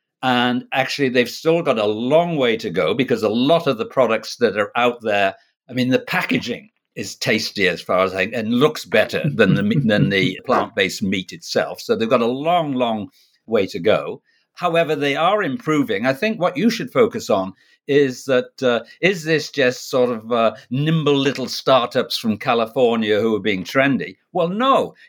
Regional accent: Canada; I'm Canadian as well as being a Brit.

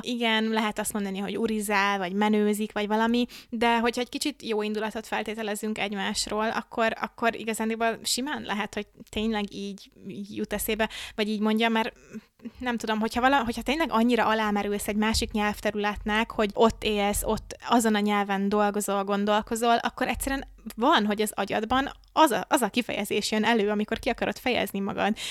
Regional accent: Hungary

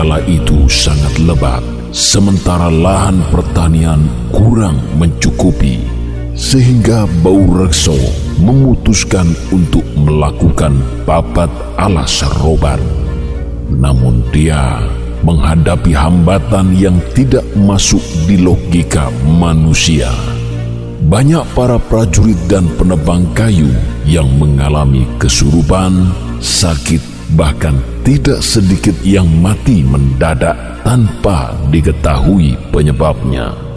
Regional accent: Java, Indonesia; Sebagai orang Jawa

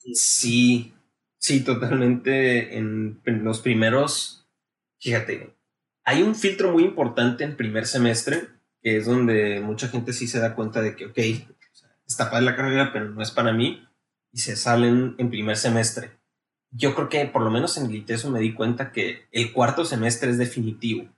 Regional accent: Navojoa, Sonora, Mexico; also born or lived in Guadalajara, Jalisco; yo soy originario aquí de Navajo, Sonora

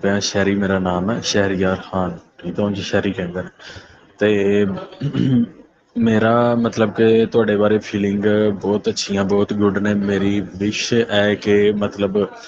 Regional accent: Narowal, Punjab, Pakistan; ਨਾਰਵਾਲ ਤੋਂ ਬੋਲਦਾ

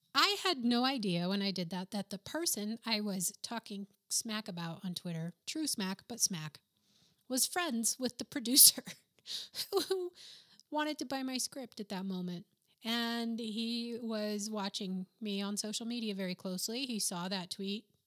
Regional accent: New Mexico, United States; first language English; moved away as an adult; also born or lived in Boston / New York; I'm from New Mexico, where professionals really don't did, or didn't dress all that great.

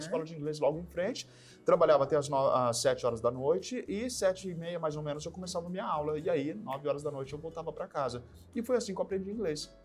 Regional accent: São José do Rio Preto, São Paulo, Brazil; Sou de Rio Preto, interior de São Paulo

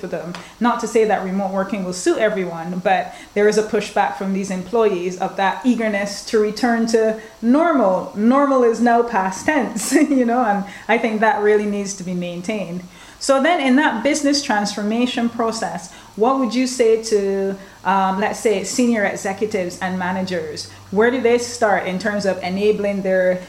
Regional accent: Barbados; I'm from Barbados

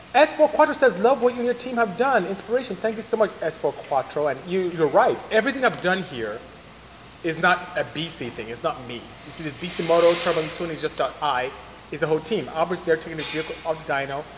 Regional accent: Nigeria; first language Igbo; English is a second language; moved away; I'm from Nigeria, West Africa.

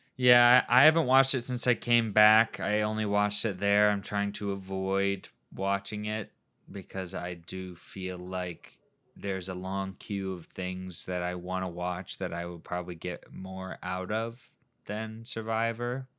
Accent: Midwest, United States; we came from the Midwest

